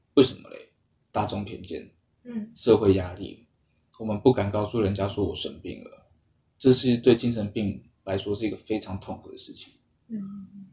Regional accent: Taiwan; 我们台湾人

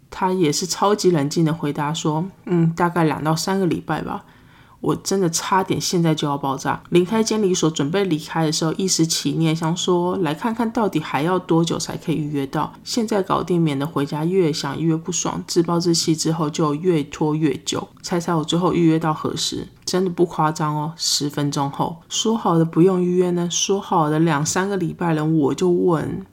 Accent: Taiwan; first language Chinese; moved away as an adult; now in United States; 我身为一个台湾人来到美国念书

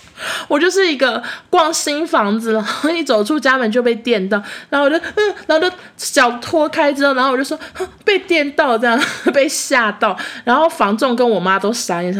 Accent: Taichung, Taiwan; moved away as an adult; now in Taipei, Taiwan; 台中家现在距离变远，甚至我们三个小孩都不住在台中了。就是我弟现在在高雄念书，我和我妹都在台北工作。

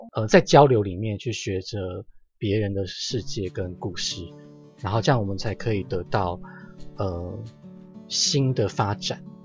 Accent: Yonghe, New Taipei, Taiwan; 我先学习着认识永和，我住在永和，我先学习认识永和这个地方。那永和的话是，因为我就是 永和出生，就是完全的永和人

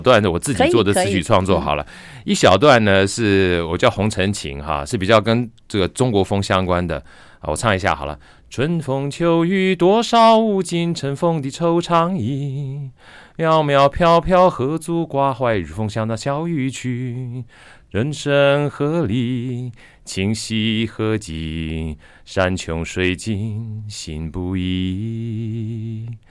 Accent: Luodong, Yilan County, Taiwan; 我那我在罗东罗东圣母医院出生啊，所以我的那个身份证是 G 开头嘛。

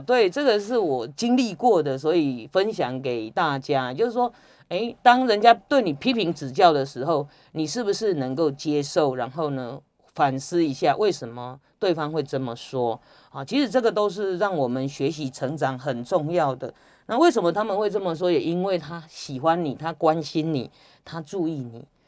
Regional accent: Taiwan; 我们台湾人

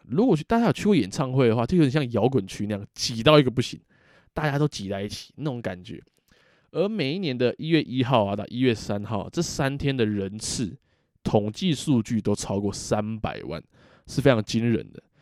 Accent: Taiwan; 我们台湾人

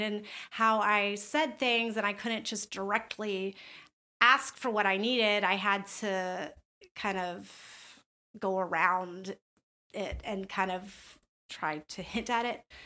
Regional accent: the South, United States; I grew up in the South

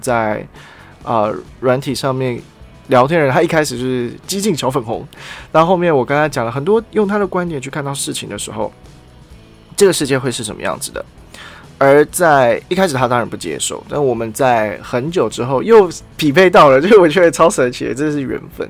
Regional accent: Taiwan; 我是台湾人

